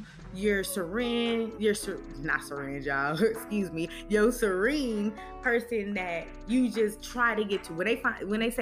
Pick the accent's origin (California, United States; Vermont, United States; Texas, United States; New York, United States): California, United States; I'm from California